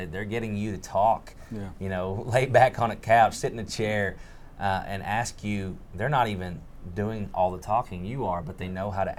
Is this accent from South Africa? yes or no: yes; Pietermaritzburg, KwaZulu-Natal, South Africa; born there; I was born in Pietermaritzburg.